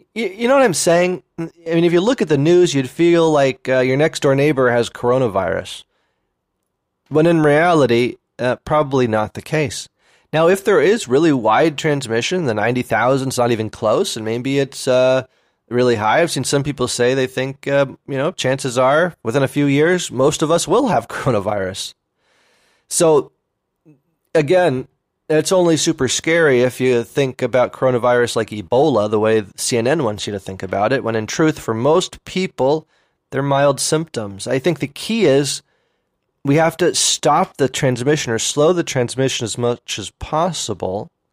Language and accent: English; Oakland, California, United States; also born or lived in Berkeley / San Francisco; I grew up in Oakland, by the way, you know, um, Oakland and Berkeley